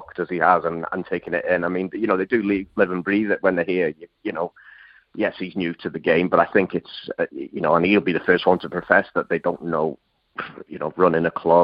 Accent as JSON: {"language": "English", "town": "Wrexham", "region": "Wales", "country": "United Kingdom", "tie": "born or raised there", "said": "my hometown club"}